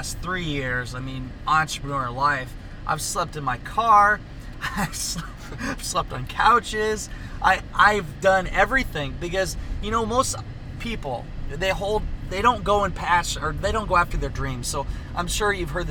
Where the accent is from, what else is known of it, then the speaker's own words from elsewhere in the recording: Iowa, United States; I'm from Iowa, and I'm hardly ever in Iowa. I have a house in Northeast Iowa, apartment in Des Moines